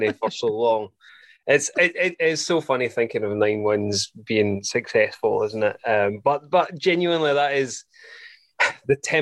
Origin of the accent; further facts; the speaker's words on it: Scotland, United Kingdom; a Scottish Giant